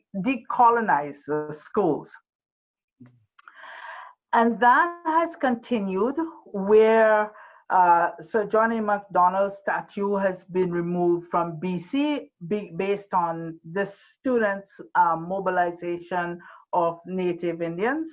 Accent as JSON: {"language": "English", "country": "Trinidad & Tobago", "moved": "yes", "lives_now": "Canada", "said": "as a transplanted Canadian, I call myself because I am originally from Trinidad and Tobago"}